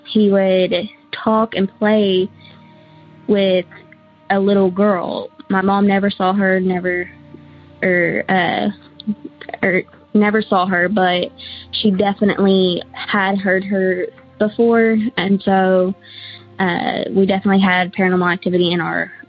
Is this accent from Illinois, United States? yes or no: no; Searcy, Arkansas, United States; I'm from the Searcy area of Arkansas